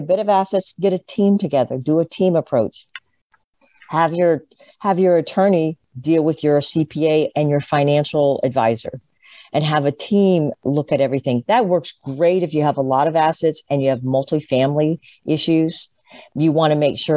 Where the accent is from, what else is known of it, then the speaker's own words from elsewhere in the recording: Tampa, Florida, United States; I was born in Tampa